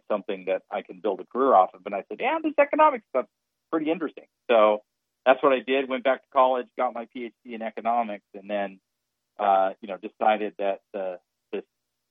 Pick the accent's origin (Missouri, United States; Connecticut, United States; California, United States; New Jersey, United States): California, United States; Redding; I grew up in Redding